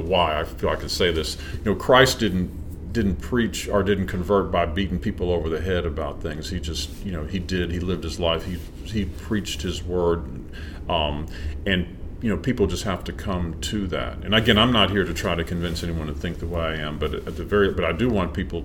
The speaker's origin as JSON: {"language": "English", "town": "Shreveport", "region": "Louisiana", "country": "United States", "tie": "born or raised there", "moved": "as an adult", "said": "I grew up here"}